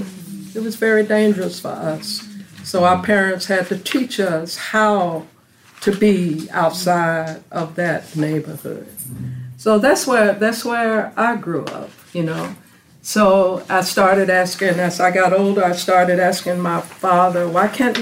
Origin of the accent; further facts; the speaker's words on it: Nashville, Tennessee, United States; I was born and raised in Nashville, Tennessee.